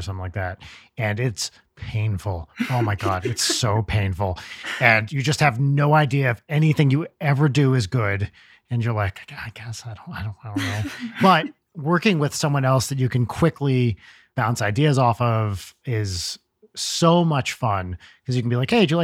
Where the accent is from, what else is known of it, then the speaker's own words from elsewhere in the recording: New Jersey, United States; when I was growing up in Jersey